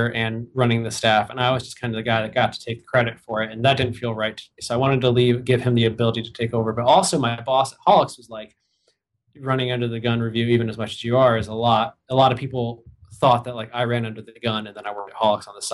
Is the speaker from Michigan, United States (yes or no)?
yes; Michigan, United States; moved away as an adult; also born or lived in Ohio / Boston, Massachusetts; now in Minneapolis, United States; I'm from Michigan. That's where I'm from Ohio originally. Moved to Michigan. I was like 9, right before I turned 10. And I went to college there.